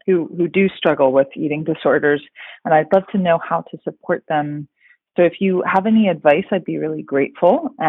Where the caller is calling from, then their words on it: Philadelphia, Pennsylvania, United States; I'm calling from the Philadelphia area.